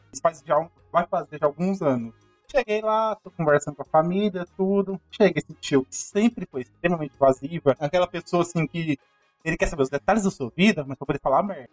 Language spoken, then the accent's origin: Portuguese; Goiânia, Goiás, Brazil; cresci em Goiânia, que nasci por último, e eu cresci longe de toda a família